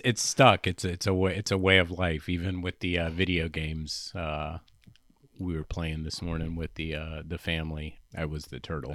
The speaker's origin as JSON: {"language": "English", "region": "Louisiana", "country": "United States", "tie": "born or raised there", "also_born_or_lived": "New York City, United States", "accent": "Southern drawl", "said": "in Louisiana, she got into cooking lessons to help supplement our income"}